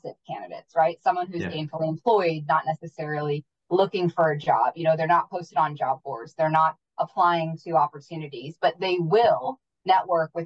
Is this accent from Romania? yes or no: no; Wales, United Kingdom; moved away; I'm originally from the UK and from Wales